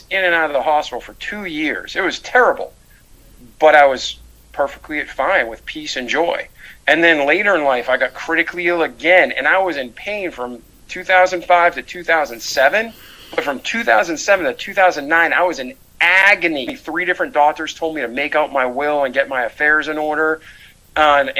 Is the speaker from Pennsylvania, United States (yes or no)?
no; Milford, Massachusetts, United States; moved away as an adult; now in Pensacola, United States; I was born outside of Boston, Mass, in Milford, Massachusetts, and I grew up there for 20 years